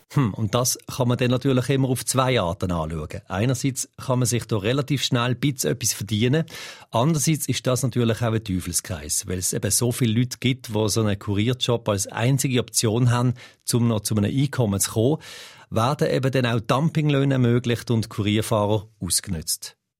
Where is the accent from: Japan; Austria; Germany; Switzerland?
Switzerland; bei uns in der Schweiz